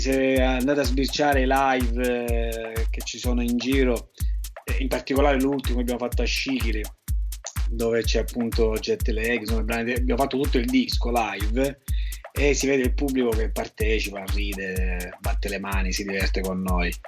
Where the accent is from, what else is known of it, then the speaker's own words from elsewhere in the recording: Scicli, Sicily, Italy; also born or lived in Rome; now in Palermo, Italy; sono di Scicli ma vivo a Palermo da un po'